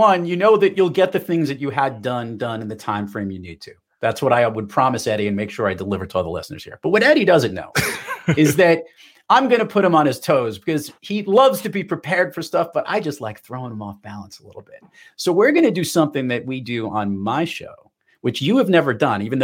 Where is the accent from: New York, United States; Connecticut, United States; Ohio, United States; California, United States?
New York, United States; Now I'm a New Yorker